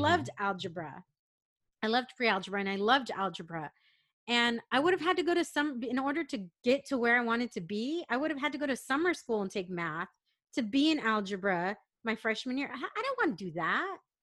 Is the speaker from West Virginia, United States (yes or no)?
no; San Diego, California, United States; I grew up in San Diego